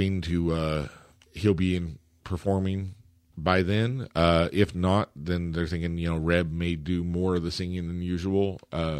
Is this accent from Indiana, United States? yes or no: no; Shawnee, Oklahoma, United States; Shawnee, my hometown